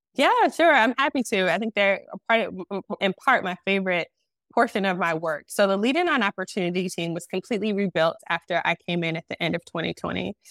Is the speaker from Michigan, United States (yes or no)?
yes; Detroit, Michigan, United States; moved away as an adult; now in Charlotte, United States; I am originally from Detroit. My husband is from Detroit. We grew up together.